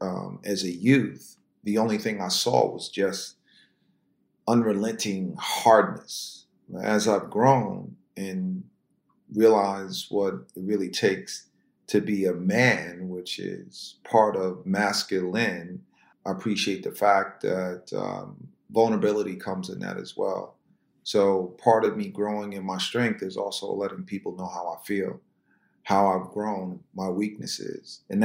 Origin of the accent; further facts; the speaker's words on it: the South, United States; I look at myself as I'm a city Southern kind of person. So I relate in both worlds. And growing up in the South, or spending as much time as I have in the South